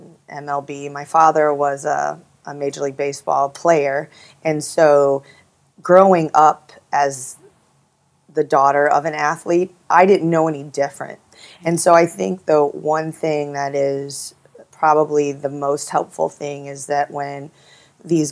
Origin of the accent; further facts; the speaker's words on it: Midwest, United States; I grew up in the Midwest